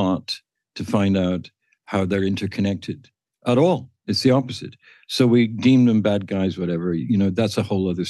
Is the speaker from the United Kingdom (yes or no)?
yes; the industrial part of England, United Kingdom; moved away; Where I grew up in England, in the industrial part of England